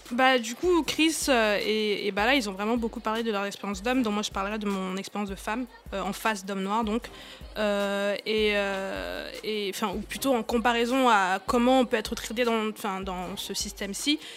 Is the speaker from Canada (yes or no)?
no; Cameroon; moved away; j'ai grandi, grandi au Cameroun, j'ai grandi en Afrique